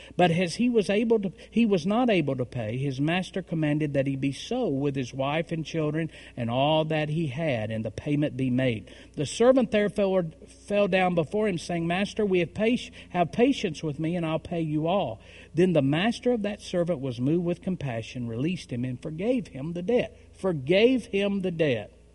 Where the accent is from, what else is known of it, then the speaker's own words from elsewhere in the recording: Tennessee, United States; in Tennessee, we marry them young.